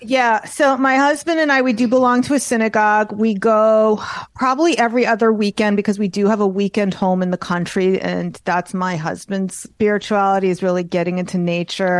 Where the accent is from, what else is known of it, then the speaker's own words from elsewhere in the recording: New York, United States; I'm Jewish and I'm from New York